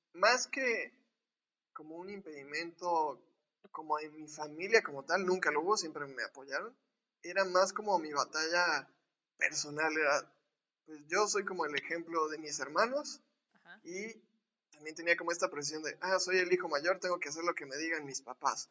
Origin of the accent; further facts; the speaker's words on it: Córdoba, Veracruz, Mexico; now in Puebla, Mexico; soy orgullosamente poblano, que viví un año de, mi vida cuando nací aquí, después viví casi toda, mi vida, vida, en Córdoba